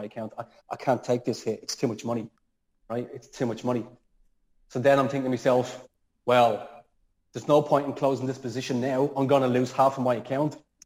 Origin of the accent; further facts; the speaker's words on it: Dublin, Leinster, Ireland; moved away; I'm from Dublin